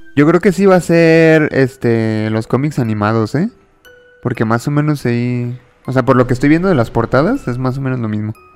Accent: Mexico; soy de México

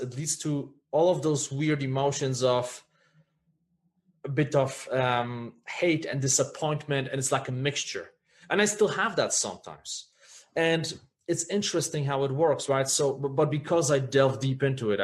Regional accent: Poland; when I was growing up in Poland

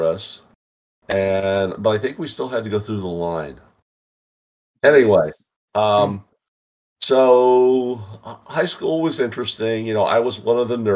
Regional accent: Western Pennsylvania, United States; moved away as an adult; I grew up in Western Pennsylvania

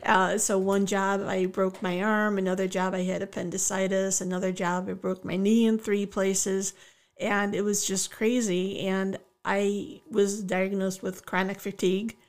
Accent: Oak Park, Michigan, United States; also born or lived in West Bloomfield, Michigan; grew up on the wild streets of Oak Park

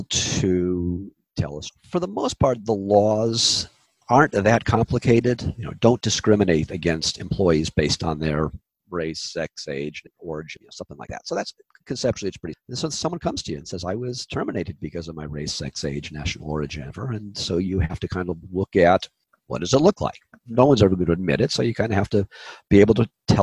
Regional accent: Orange County, California, United States; also born or lived in Chicago / Los Angeles; now in Santa Barbara, United States; I grew up in Orange County, went to UCLA

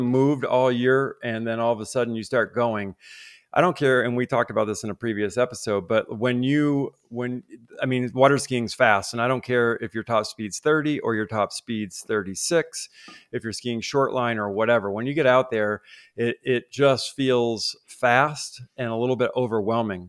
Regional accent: Vermont, United States; Growing up in Vermont

